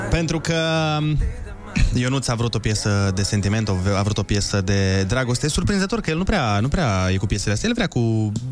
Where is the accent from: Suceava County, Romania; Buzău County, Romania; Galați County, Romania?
Galați County, Romania; Galați; Băi, suntem români, adică. Da, da, da, și mai specific din Galați.